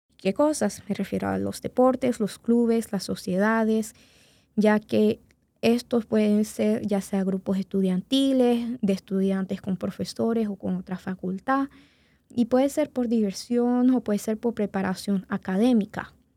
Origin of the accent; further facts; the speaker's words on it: Venezuela; now in Indianapolis, United States; como yo nací en Venezuela y después vine acá a los Estados Unidos